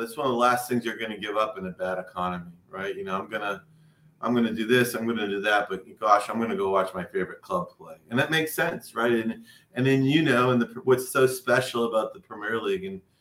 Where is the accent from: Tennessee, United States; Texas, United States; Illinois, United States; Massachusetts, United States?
Massachusetts, United States; Boston; I grew up in Boston